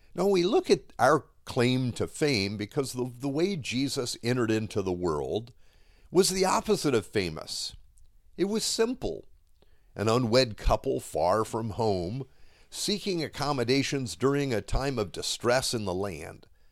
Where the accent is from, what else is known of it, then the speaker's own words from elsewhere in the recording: Miami, Florida, United States; I grew up here in Miami